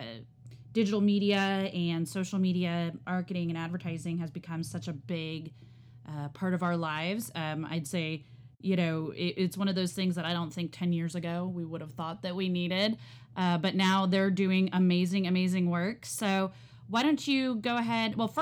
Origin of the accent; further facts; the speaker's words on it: the South, United States; now in Northeast, United States; growing up in the South